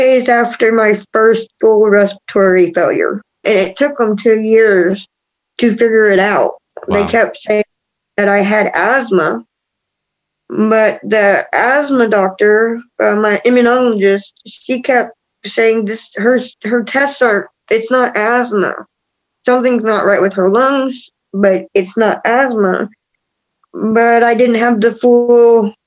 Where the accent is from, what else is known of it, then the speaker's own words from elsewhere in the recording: Texas, United States; now in Kansas, United States; my home state, Texas